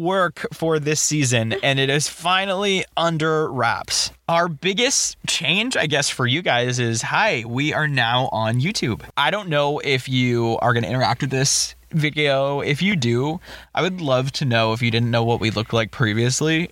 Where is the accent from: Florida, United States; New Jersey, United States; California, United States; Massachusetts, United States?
Massachusetts, United States; Boston; We're from Boston, and like growing up, I didn't live directly in the city, but I experienced mm-hmm. a lot of the city